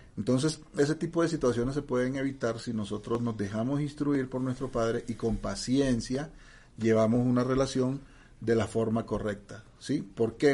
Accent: Barranquilla, Atlántico, Colombia; accent: costeño; moved away; yo soy de origen barranquillero costeño

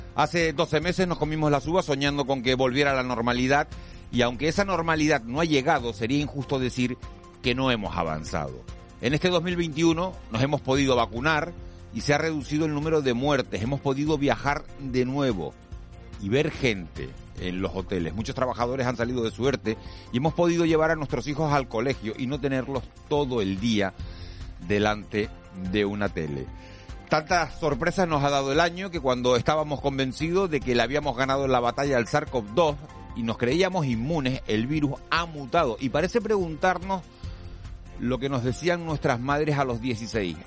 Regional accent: Canary Islands, Spain

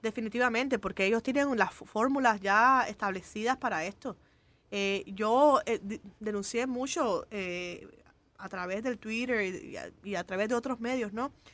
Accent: Cuba; moved away; yo como cubana

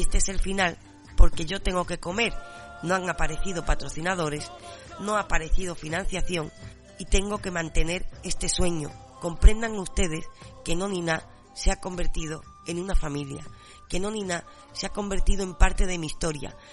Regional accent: San Fernando, Andalusia, Spain; Yo, por supuesto, soy gaditana, por supuesto también cañailla, por supuesto andaluza

